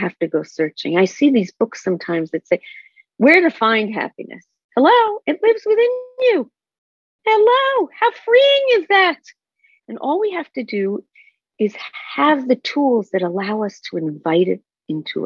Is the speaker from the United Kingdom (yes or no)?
no; Israel; moved away; I grew up in Israel on a kibbutz